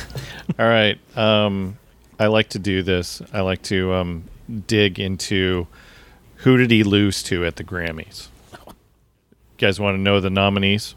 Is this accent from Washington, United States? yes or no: yes; Seattle, Washington, United States; we grew up in the Seattle area